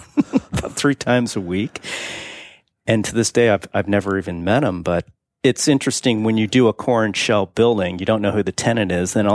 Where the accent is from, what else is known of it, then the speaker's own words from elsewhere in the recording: Ohio, United States; now in Silicon Valley, United States; my hometown in Ohio